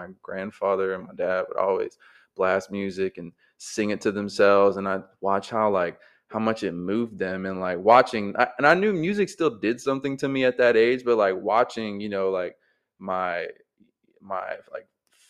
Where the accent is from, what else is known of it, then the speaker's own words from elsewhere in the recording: Jacksonville, Florida, United States; also born or lived in Dahlonega, Georgia / Cleveland, Georgia; I was born here, but I was born like over in San Marco.